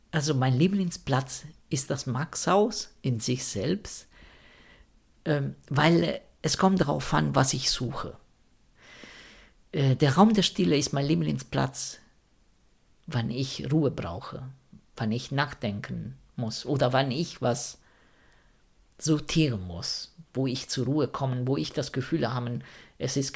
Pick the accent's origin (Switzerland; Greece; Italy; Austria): Italy; Rome, Lazio; ich bin Italiener und wenn man in Italien ähm, irgendwie religiös ist, beziehungsweise ich komme aus Rom, das ist alles, was in Rom ist, katholisch